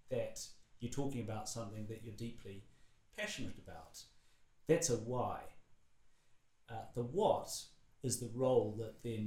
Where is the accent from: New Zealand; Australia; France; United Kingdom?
New Zealand; as a Kiwi who grew up in an isolated place pre-internet